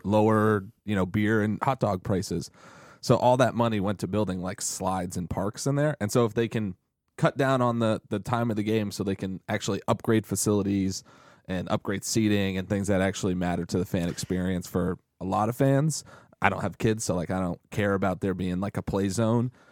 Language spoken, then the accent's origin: English; New England, United States; I grew up in in New England